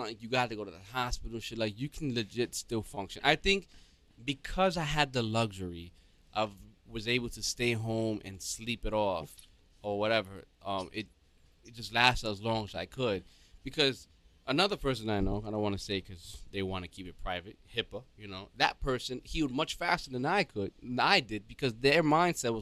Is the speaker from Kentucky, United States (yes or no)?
no; New York City, New York, United States; I come from the Bronx, too.